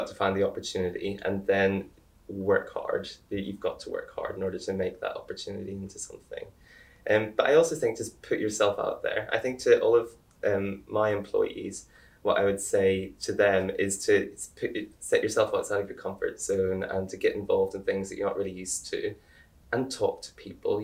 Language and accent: English; Ireland; now in United Kingdom; I'm Irish